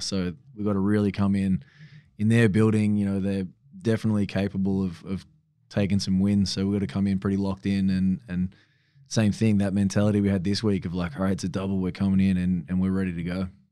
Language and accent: English; Australia; also born or lived in Sweden; I'm like fifth generation Australian